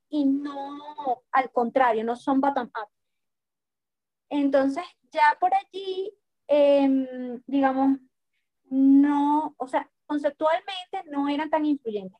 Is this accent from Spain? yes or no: no; Venezuela; como venezolanos y como integrantes eh, de Sudamérica